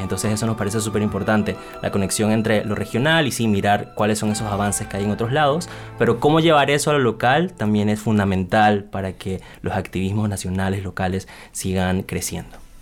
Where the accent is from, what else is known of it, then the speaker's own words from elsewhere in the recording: Panama; now in Bogotá, Colombia; soy de Panamá y pues efectivamente estoy en Bogotá en este momento